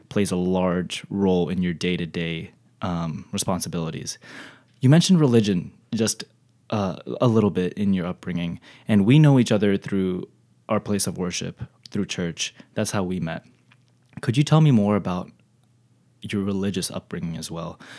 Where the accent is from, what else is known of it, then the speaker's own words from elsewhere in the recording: Texas, United States; my hometown. Texas